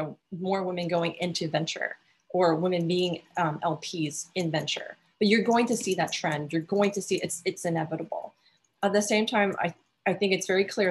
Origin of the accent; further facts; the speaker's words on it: Alaska, United States; I come from Alaska